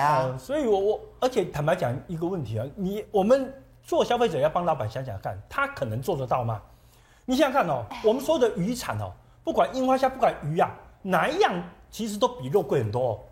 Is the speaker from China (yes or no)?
no; Taiwan; 我们台湾人